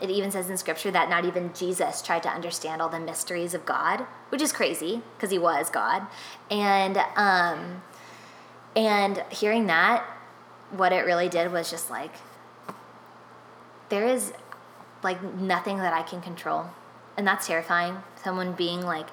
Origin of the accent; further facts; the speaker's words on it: Nashville, Tennessee, United States; moved away; for 10 years of my life, I grew up in Nashville, which is Music City